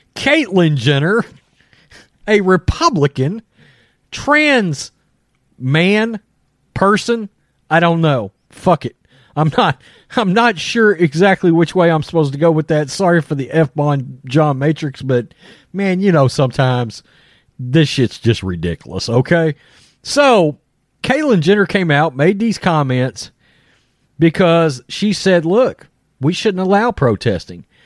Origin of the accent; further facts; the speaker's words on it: Texas, United States; I am a redneck from Texas